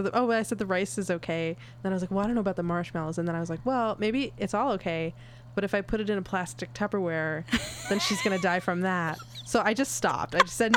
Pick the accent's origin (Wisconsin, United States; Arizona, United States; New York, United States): New York, United States; New York City; I grew up in New York, Manhattan